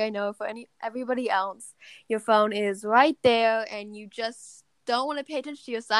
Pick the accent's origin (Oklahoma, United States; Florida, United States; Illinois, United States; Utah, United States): Oklahoma, United States; born there; also born or lived in Texas, United States / London, United Kingdom; now in Massachusetts, United States; I was born in Oklahoma, then Texas, then I moved to London, and then now I live in Massachusetts.